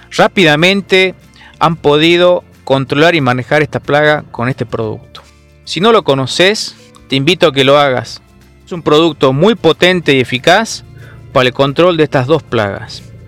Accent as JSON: {"language": "Spanish", "region": "Salta", "country": "Argentina", "said": "yo soy de Salta"}